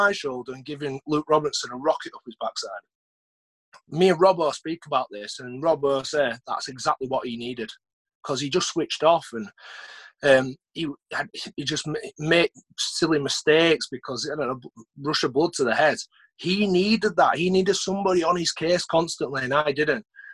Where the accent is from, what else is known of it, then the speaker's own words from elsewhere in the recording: Huddersfield, Yorkshire and the Humber, United Kingdom; play for my hometown